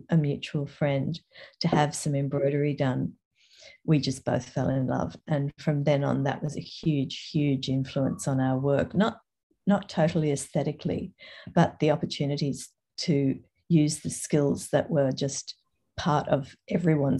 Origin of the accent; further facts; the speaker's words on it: Toowoomba, Queensland, Australia; also born or lived in England / Brisbane / Paris / Sydney; I was born in England and we were 10-pound poms. I came to Australia when I was six and have lived here almost ever since. Grew up in Toowoomba